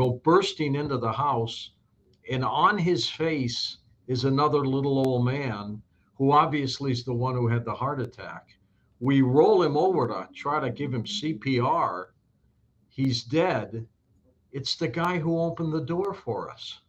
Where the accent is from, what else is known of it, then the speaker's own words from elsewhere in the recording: Detroit, Michigan, United States; moved away; also born or lived in Saint Louis; I was born in Detroit, but I've been in Saint Louis for a long time